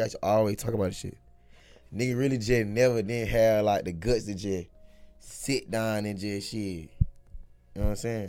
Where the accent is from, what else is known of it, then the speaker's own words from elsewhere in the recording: Crawford County, near Macon, Georgia, United States; I'm from goddamn Little Smile City, Crawford County. Shit, real small